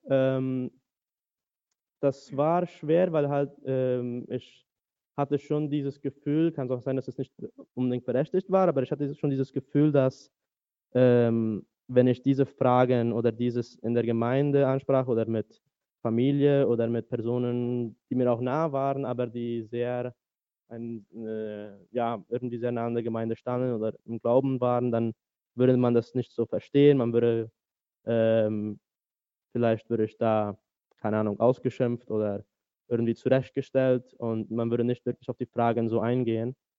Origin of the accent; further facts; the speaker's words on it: Asunción, Paraguay; first language German; moved away as an adult; also born or lived in United States; now in Berlin, Germany; ich bin in Asunción, Paraguay geboren und auch zum größten Teil aufgewachsen, dazwischen nochmal fünf Jahre in den USA